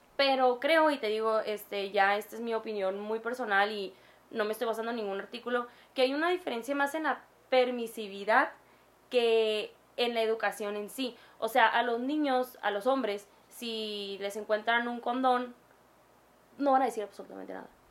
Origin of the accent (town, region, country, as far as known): Mexico